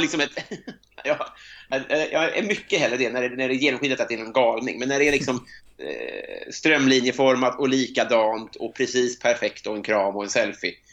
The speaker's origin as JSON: {"language": "Swedish", "country": "Sweden", "said": "som svensk"}